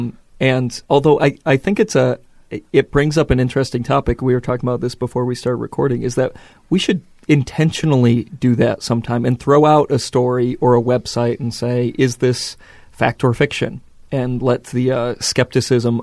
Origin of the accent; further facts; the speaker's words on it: Midwest, United States; accent: Midwest; we have a Midwest accent